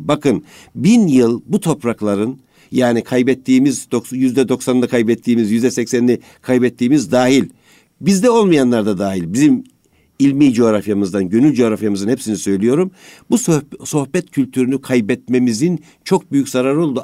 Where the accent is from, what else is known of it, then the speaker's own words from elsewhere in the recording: Amasya, Turkey; ben Amasyalıyım